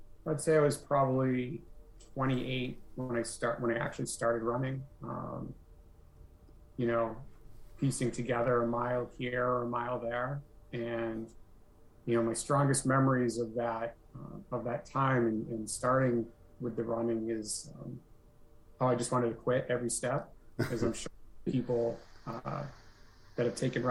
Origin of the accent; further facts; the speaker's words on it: Nashua, New Hampshire, United States; also born or lived in Burlington, Vermont; now in Grafton, United States; my hometown of Nashua, New Hampshire